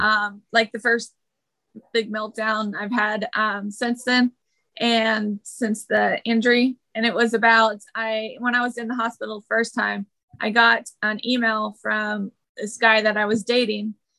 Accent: Lodi, California, United States; born or raised there; also born or lived in Red Bluff, California; now in Carlsbad, United States

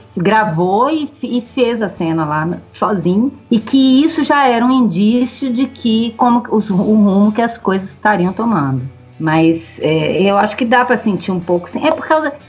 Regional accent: Minas Gerais, Brazil; accent: mineiro; a gente mesmo fazendo o nosso sotaque de mineiro

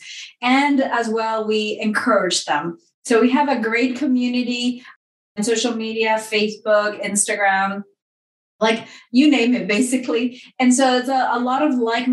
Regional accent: Dominican Republic; moved away; I grew up in the Dominican Republic

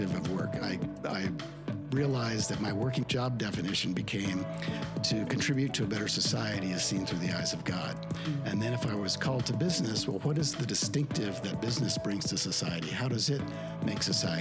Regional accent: Idaho, United States; moved away; I was raised in Idaho

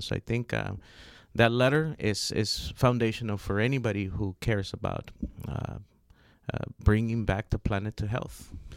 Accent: Los Angeles, California, United States; also born or lived in Honduras; I grew up in South Central Los Angeles.

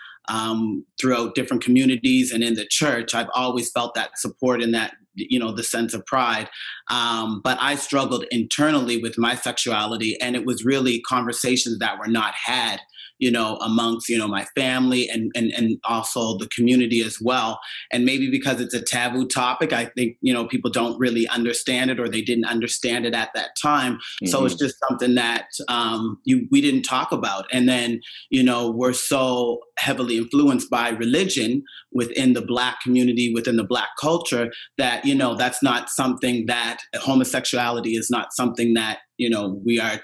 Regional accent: Cherry Brook, Nova Scotia, Canada; moved away; Growing up in Cherry Brook. Well, the church was the center of the community, which is mostly the case in a lot of communities back home

